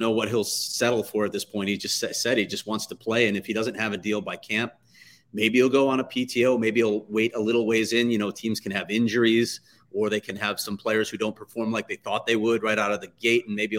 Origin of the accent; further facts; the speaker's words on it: Chicago, Illinois, United States; as most people know by now, I grew up in Chicago.